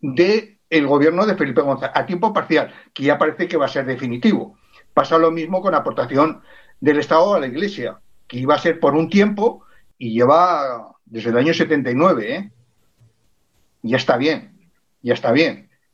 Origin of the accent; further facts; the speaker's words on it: Spain; soy español, soy navarro, soy aragonés, soy catalán